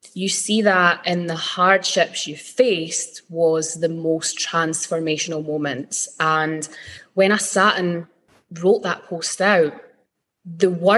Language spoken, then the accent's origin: English; Fife, Scotland, United Kingdom; I was born in Bonnie, Scotland. So I'm in a beautiful little seaside town called Fife. And I grew up by the sea. We've got beautiful beaches here. I'm so proud to be Scottish